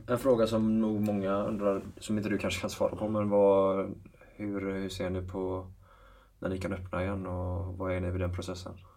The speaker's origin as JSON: {"language": "Swedish", "town": "Gothenburg", "region": "Västra Götaland", "country": "Sweden", "said": "vi som är göteborgare"}